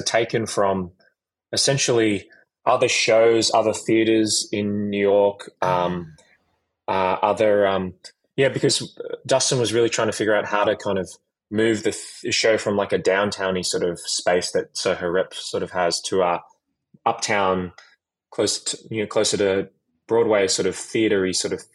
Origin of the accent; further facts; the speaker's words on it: Sydney, New South Wales, Australia; moved away as an adult; I grew up in Sydney.